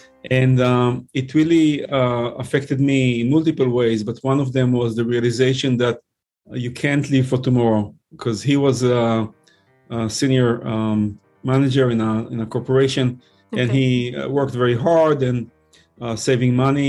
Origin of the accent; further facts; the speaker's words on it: Israel; English is a second language; moved away as an adult; also born or lived in New York, United States; now in North Carolina, United States; I was born and raised in Israel, served in the Navy over there.